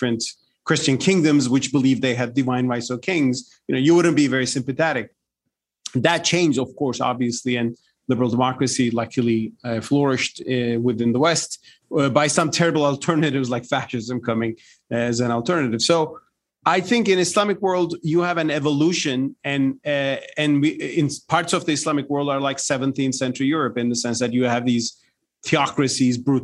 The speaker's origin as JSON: {"language": "English", "country": "Turkey", "said": "Turkey, my home country"}